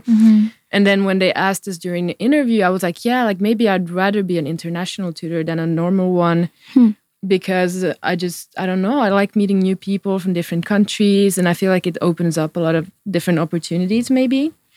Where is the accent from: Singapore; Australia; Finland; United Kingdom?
Finland; Porvoo, Uusimaa; it's my hometown